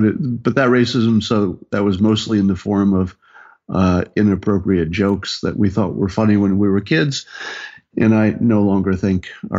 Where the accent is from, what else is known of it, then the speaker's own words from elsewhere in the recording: upstate New York, United States; moved away as an adult; also born or lived in California; I grew up in the country in upstate New York, and was a small family with modest means, sort of a Republican-y conservative town.